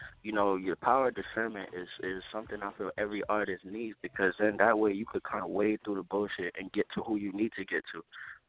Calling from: Columbus, Ohio, United States; I'm calling from Columbus, Ohio.

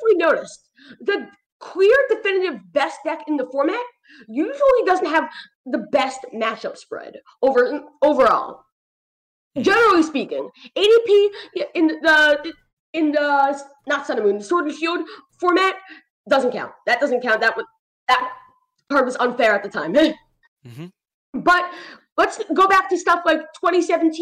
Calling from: New York, United States; normally I would be calling from New York, but right now I'm in Tennessee

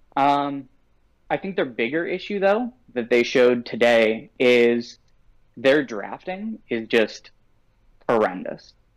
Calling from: Ontario, Canada; calling from uh, Ontario, Canada

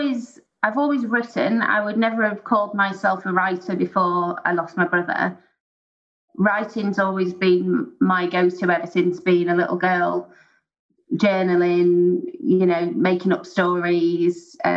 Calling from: Merseyside, North West England, United Kingdom; I'm calling from England. So I'm based in Merseyside in the United Kingdom.

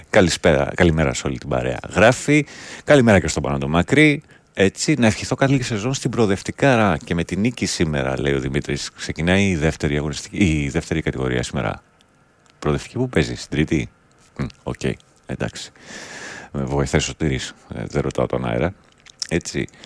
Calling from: Germany; Είμαι από τη Γερμανία και δεν βλέπω στην Ελλάδα κανένα να καθαρίζει το γύρο-γύρο του σπιτιού του.

